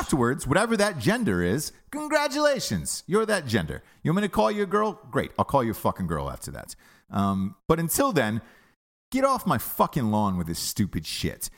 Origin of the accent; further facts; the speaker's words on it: United States; as an American